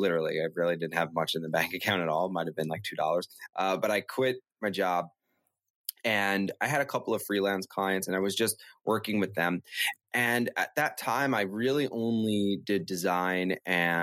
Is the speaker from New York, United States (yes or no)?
yes; New York City, New York, United States; I actually grew up in Brooklyn, and I grew up on Avenue X